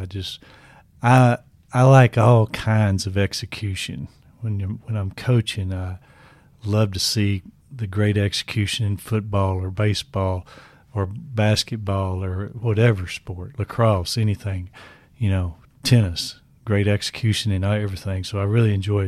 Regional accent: Kingston, Tennessee, United States; I grew up in Kingston, Tennessee, about 40 miles from Knoxville

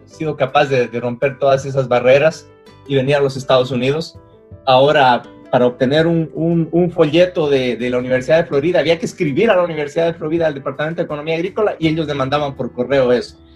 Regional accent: Loja, Ecuador; moved away as an adult; now in United States; yo por ejemplo vengo de Loja que era una ciudad pequeña

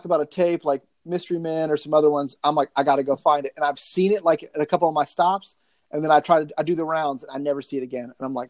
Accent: the South, United States; I get that from growing up in the South, man.

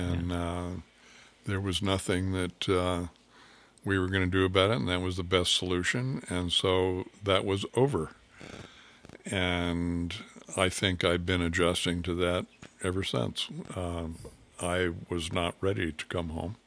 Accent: California, United States; moved away as an adult; also born or lived in Africa; now in Oregon, United States; I was raised in California

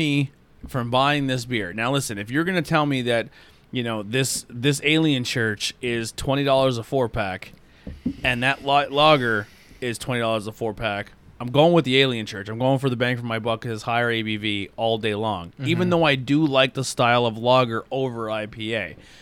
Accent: Schuylkill County, Pennsylvania, United States; I'm from the School County area

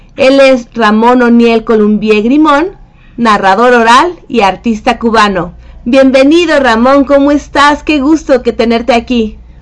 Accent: Mexico; also born or lived in Mexico City; México, de, mi tierra

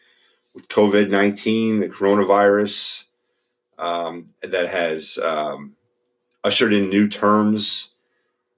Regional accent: Philadelphia, Pennsylvania, United States; I am from Philadelphia, Pennsylvania. I was born and raised here

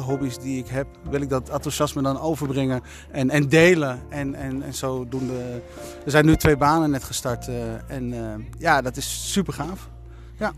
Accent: Netherlands; Wij zijn Nederlanders. En wij Nederlanders

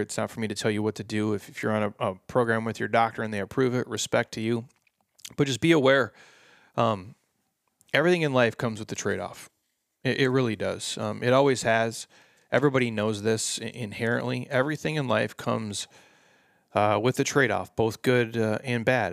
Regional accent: Midwest, United States; I grew up in the Midwest

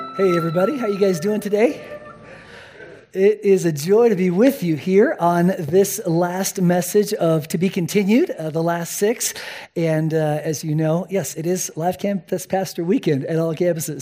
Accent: Spain; moved away; I was born and raised in Spain

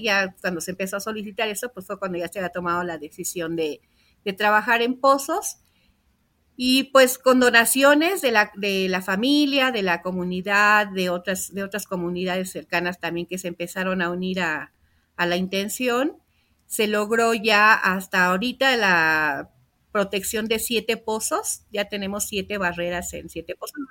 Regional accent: Lerma, State of Mexico, Mexico; yo nací aquí en Lerma

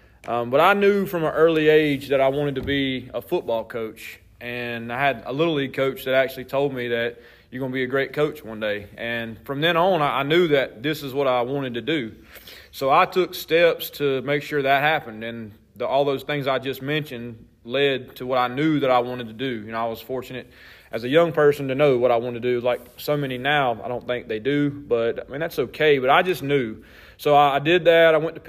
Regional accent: Gaffney, South Carolina, United States; I'm from Gaffney. I was born here, and I went to high school at Gaffney.

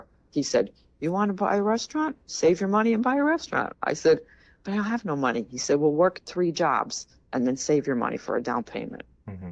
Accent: Plains, Pennsylvania, United States; I grew up in Plains. So I went to Wilkes-Barre Area School District. So I was born and raised there and stayed there my whole life

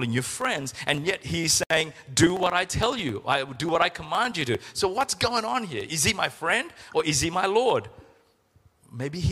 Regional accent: Sri Lanka; When we were growing up in Sri Lanka

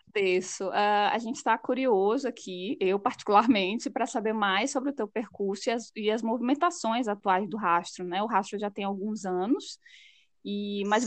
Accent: Fortaleza, Ceará, Brazil; now in Lisbon, Portugal; Fortaleza, minha cidade natal, e Lisboa, cidade que eu moro atualmente

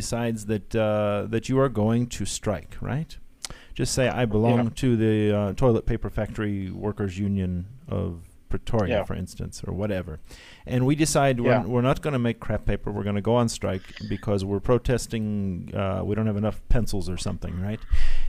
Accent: Detroit, Michigan, United States; moved away; I grew up in Detroit. I grew up in the U.S. and I grew up in the auto capital of the world.

